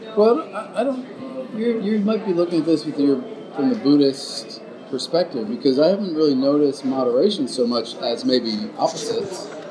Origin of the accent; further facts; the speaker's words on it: United States; growing up in America